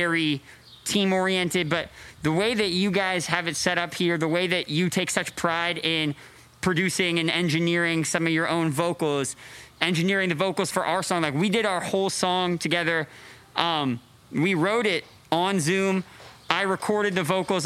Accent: Canada; moved away; I grew up in Canada

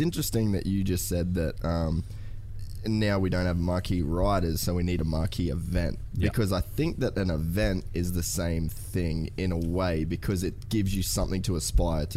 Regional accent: Australia; I'm an Aussie kid

